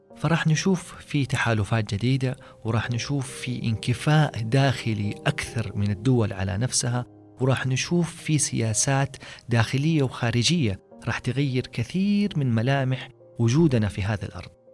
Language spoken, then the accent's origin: Arabic; Saudi Arabia; علينا كسعوديين